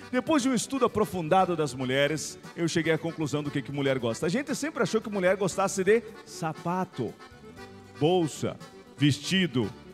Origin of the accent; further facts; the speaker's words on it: Rio Grande do Sul, Brazil; A gente acha que tudo no Rio Grande do Sul é melhor.